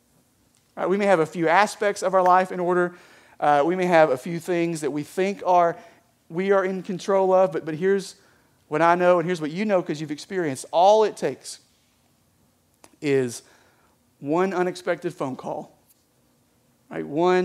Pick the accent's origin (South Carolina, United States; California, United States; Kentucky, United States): Kentucky, United States; All right, apparently I am from Eastern Kentucky.